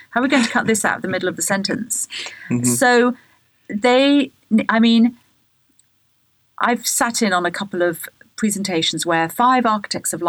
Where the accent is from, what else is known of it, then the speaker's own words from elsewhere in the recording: England, United Kingdom; when I was a child growing up in England